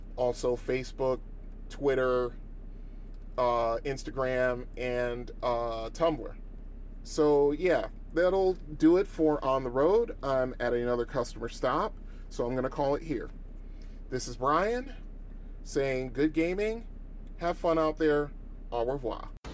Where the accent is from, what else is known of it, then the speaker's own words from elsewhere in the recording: Bridgeport, Connecticut, United States; I lived on the East End for quite a you know for a little while